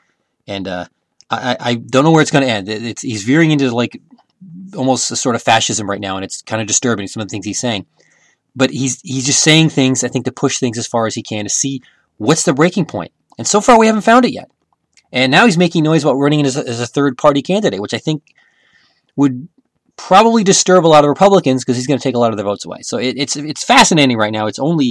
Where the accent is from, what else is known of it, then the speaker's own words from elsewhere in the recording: United States; I'm an American.